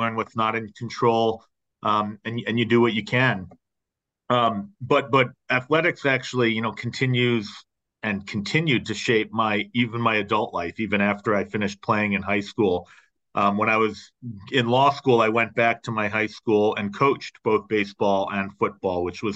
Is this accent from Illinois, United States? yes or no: no; Boston, Massachusetts, United States; I grew up just a couple miles from Fenway Park